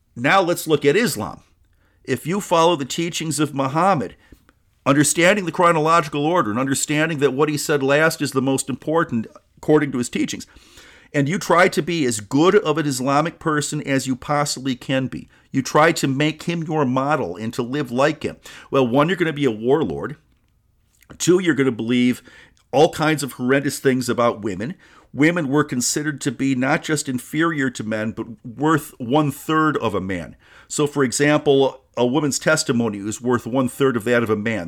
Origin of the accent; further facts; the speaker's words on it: United States; when I was growing up in the United States.